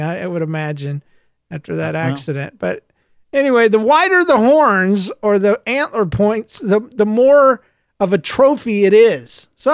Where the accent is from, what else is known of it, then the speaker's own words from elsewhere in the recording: United States; also born or lived in Florida; I was raised in Georgia, Florida area